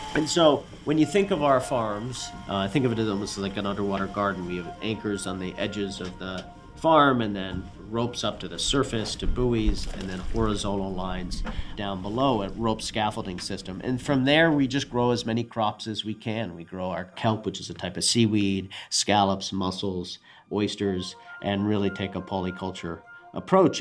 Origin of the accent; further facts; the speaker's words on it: Newfoundland and Labrador, Canada; My parents were American, but I was born and raised in Newfoundland, Canada, the little fishing outport